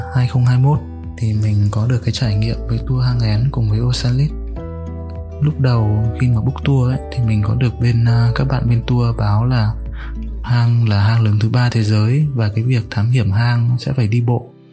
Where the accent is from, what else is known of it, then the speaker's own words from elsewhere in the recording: Hanoi, Vietnam; Mình đến từ Hà Nội.